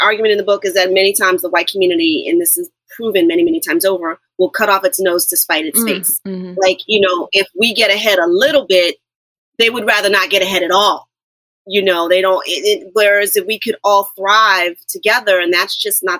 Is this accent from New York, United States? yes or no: yes; New York City, New York, United States; Yeah, I'm a New York girl. I know I don't seem like it, but I am.